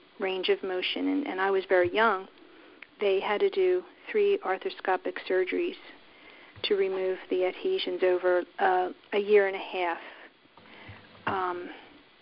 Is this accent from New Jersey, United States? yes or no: yes; Somerdale, New Jersey, United States; also born or lived in Woodstown, New Jersey; I grew up in Somerdale, New Jersey.